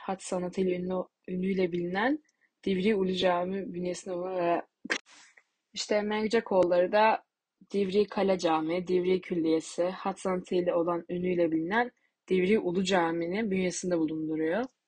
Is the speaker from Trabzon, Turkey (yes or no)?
no; Tokat, Turkey; moved away; Ben Tokatlıyım.